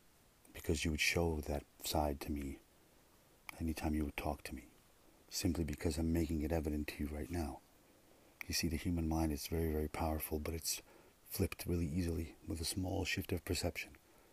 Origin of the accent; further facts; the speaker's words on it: Russia; born there; I was born in Russia. You know? I think. So they tell me.